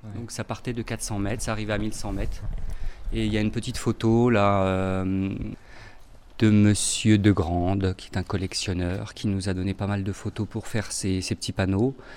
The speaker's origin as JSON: {"language": "French", "town": "Grenoble", "region": "Auvergne-Rhône-Alpes", "country": "France", "said": "De Giromanie, de Grenoble"}